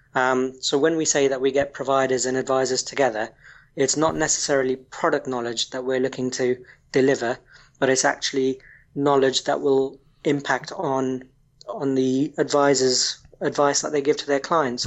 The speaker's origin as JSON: {"language": "English", "country": "Kenya", "tie": "born or raised there", "moved": "as an adult", "lives_now": "United Kingdom", "said": "I was actually born and raised in Kenya before moving to the UK approximately 15 years ago"}